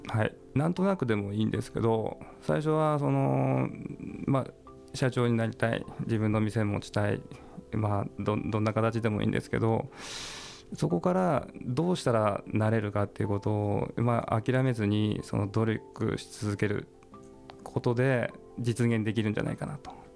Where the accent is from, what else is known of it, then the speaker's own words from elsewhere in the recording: Toyama, Japan; 僕が生まれ育ったところ